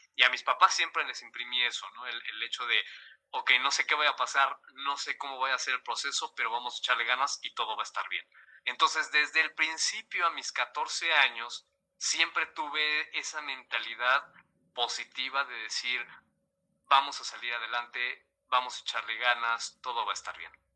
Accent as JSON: {"language": "Spanish", "country": "Mexico", "said": "siendo el primer mexicano amputado en, en hacerlo aquí en México"}